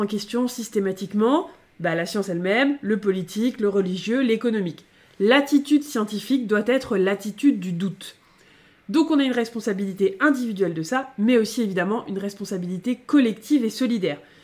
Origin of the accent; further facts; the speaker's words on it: France; on est des Français